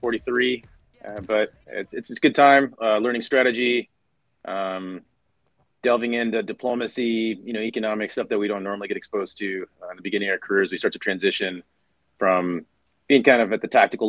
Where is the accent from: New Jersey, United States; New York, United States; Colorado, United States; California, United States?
California, United States; San Diego; born and raised in San Diego, California